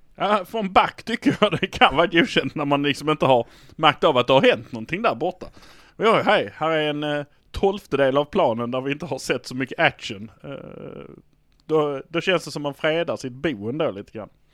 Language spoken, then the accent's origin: Swedish; Malmö, Skåne, Sweden; vi är från Malmö